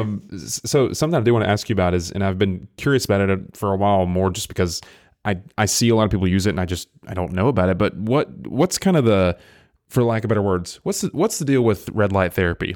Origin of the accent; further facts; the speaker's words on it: Englewood, Tennessee, United States; moved away as an adult; now in Chattanooga, United States; the town I grew up in, I kid you not, I can look it up, it has, like, a thousand people on a good day.